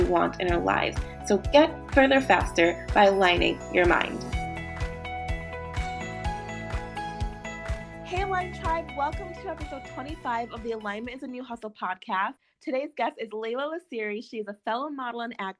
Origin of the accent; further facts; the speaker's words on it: Jamaica; moved away; I was born in Jamaica, but when I moved here